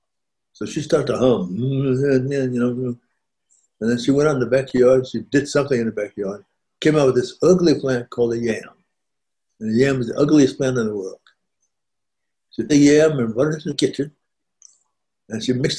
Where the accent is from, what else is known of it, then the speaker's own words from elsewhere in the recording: New York City, New York, United States; now in Georgia, United States; I was born in Brooklyn, New York